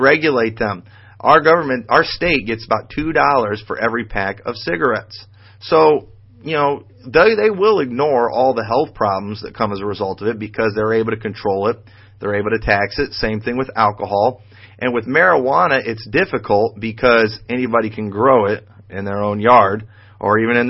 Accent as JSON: {"language": "English", "country": "United States", "said": "as a Bible believer and as an American"}